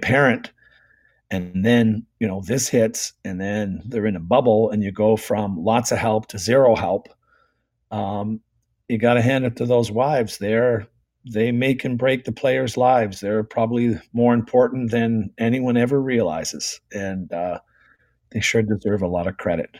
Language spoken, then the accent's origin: English; Toronto, Ontario, Canada; we grew up in Toronto